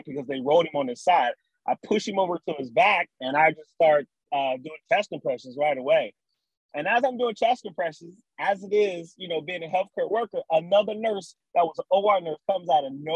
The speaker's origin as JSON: {"language": "English", "town": "Cincinnati", "region": "Ohio", "country": "United States", "tie": "born or raised there", "moved": "as an adult", "lives_now": "Texas, United States", "said": "I am from Cincinnati. Born and raised in Cincinnati."}